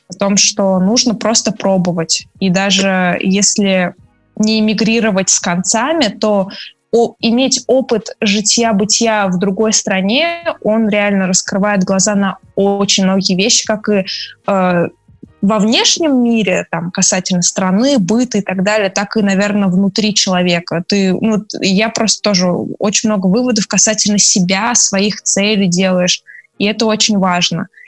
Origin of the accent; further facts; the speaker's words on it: Russia; Я из России